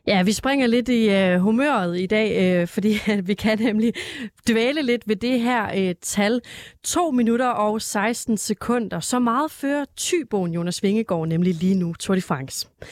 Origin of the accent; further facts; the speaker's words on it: Denmark; som dansker